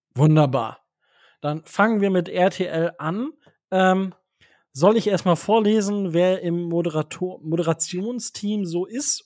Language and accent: German; Osnabrück, Lower Saxony, Germany; ich komme ja aus Osnabrück